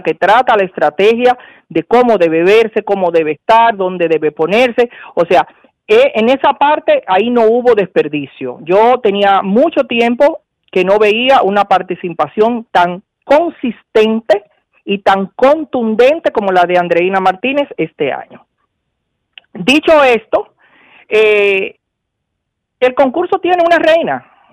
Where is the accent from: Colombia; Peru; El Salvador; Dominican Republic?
Dominican Republic; somos dominicanos